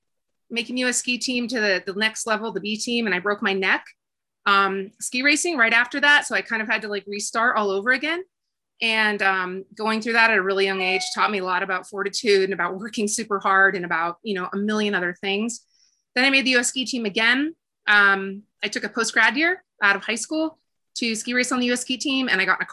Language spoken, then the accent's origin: English; Hailey, Idaho, United States; also born or lived in Triumph, Idaho; I grew up actually in Haley and Bellevue